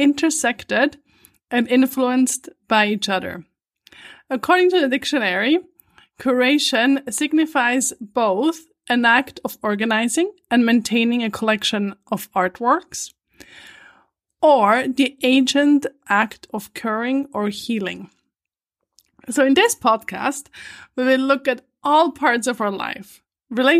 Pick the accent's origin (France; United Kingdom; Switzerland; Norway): Switzerland; moved away as an adult; also born or lived in New York City, United States / Vancouver, Canada; I was born and raised in Switzerland, in an old farmhouse at the edge of a forest